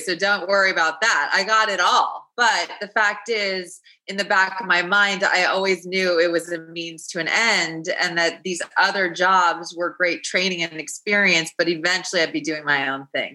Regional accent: Los Angeles, California, United States; I grew up in Los Angeles

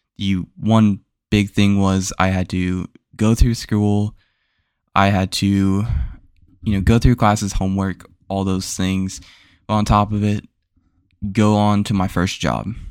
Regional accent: Florida, United States; where I grew up, I grew up in Florida

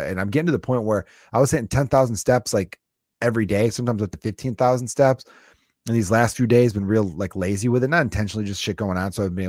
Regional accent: Chicago, Illinois, United States; I'm fucking from the North Side, you White Sox fan piece of shit.

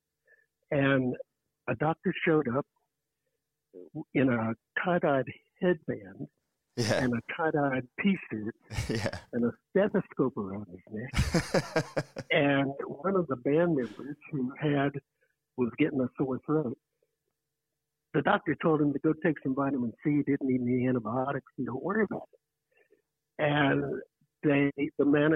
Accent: Atlanta, Georgia, United States; I grew up in Atlanta

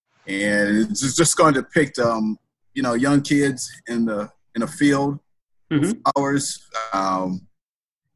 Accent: Racine, Wisconsin, United States; now in Madison, United States; I'm originally from Racine, Wisconsin. It's like 20 minutes south of Milwaukee.

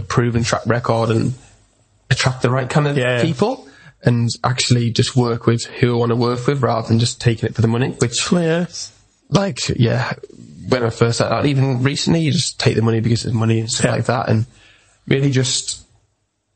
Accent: Carlisle, North West England, United Kingdom; I'm from Carlisle

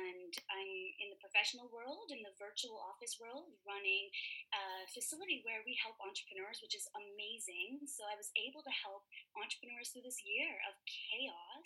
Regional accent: Toronto, Ontario, Canada; moved away as an adult; now in Vancouver, Canada; I'm originally from Toronto.

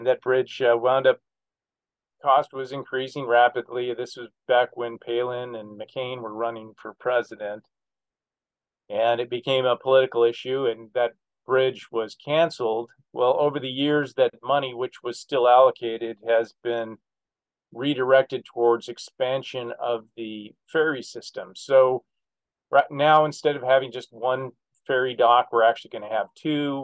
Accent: Alaska, United States; born and raised in Alaska

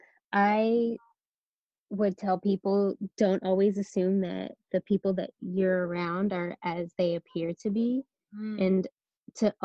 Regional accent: Sacramento, California, United States; moved away as an adult; now in San Diego, United States; I'm from Northern California, so the Sacramento area.

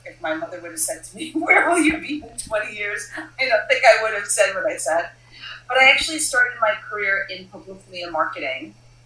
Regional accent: New York City, New York, United States; I'm born and raised in Brooklyn, New York.

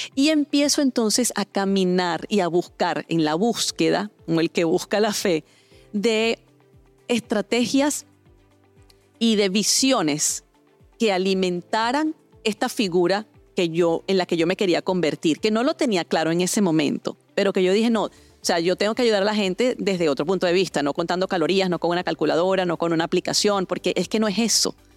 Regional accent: Venezuela; en mi país natal, Venezuela

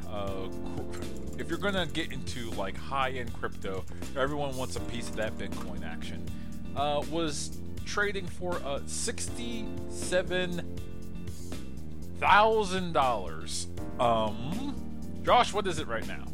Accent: United States; as an American

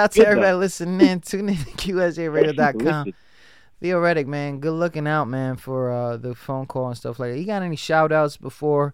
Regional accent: New York, United States; I came from New York

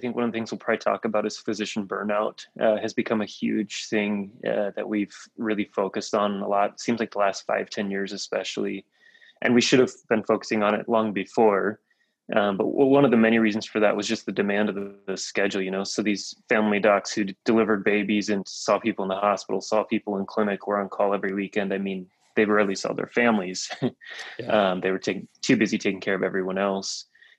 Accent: South Dakota, United States; I grew up in a small area. My family's very much a mainstay in the agriculture business, especially in that part of the state.

